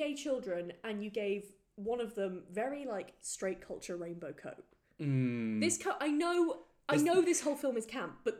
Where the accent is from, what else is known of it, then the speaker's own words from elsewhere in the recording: Wales, United Kingdom; I'm Welsh.